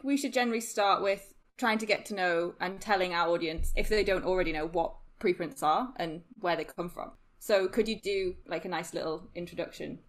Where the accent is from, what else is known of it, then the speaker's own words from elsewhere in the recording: Newcastle upon Tyne, North East England, United Kingdom; moved away as an adult; also born or lived in Sheffield; I'm originally from Newcastle.